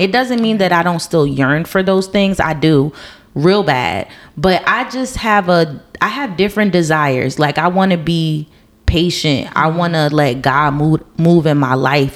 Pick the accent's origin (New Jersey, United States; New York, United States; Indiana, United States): New Jersey, United States; moved away as an adult; moving away from my hometown. Mm-hmm. Um, and it was my choice because I've been I've been taken from New Jersey before, but it wasn't my choice.